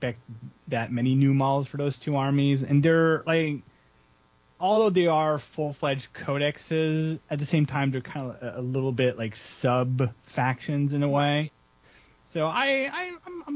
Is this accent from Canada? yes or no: yes; Canada; I'm Canadian